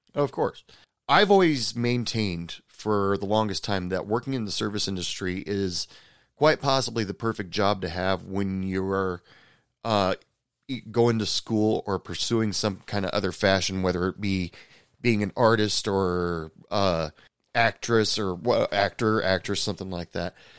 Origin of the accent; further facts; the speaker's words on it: Oregon, United States; I grew up in Oregon and the Pacific Ocean